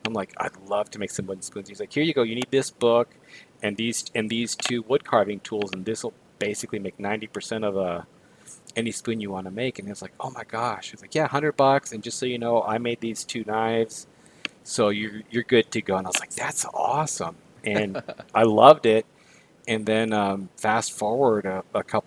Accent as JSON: {"language": "English", "town": "Guadalajara", "region": "Jalisco", "country": "Mexico", "tie": "born or raised there", "moved": "yes", "said": "I grew up in Guadalajara"}